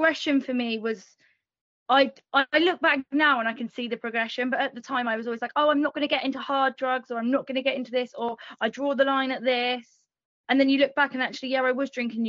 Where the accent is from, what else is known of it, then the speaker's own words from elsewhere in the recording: England, United Kingdom; Born and raised in England